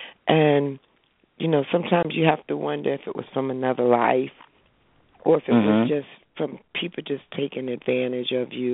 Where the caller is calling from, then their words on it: New Jersey, United States; I'm from New Jersey.